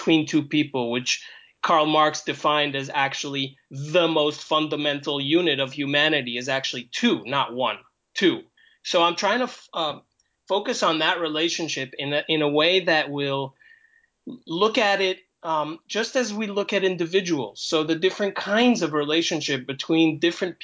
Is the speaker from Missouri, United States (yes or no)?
no; New York City, New York, United States; also born or lived in Israel; I'm Israeli by origin, and but I grew up in New York City during the 80s